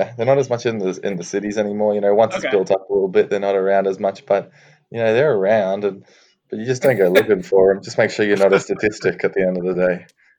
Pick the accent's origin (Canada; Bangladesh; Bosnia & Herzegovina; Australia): Australia; now in Cheney, United States; I loved it. Had a great experience over here growing up.